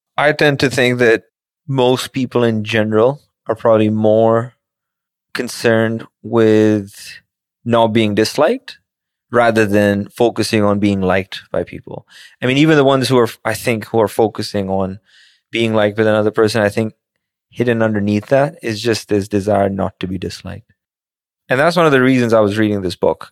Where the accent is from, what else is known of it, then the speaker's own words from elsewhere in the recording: Pakistan; moved away; as a kid growing up in Pakistan